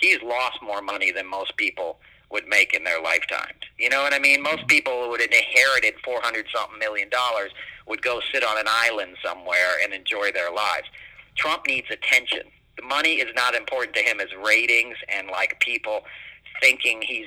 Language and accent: English; New York City, New York, United States; I grew up in New York City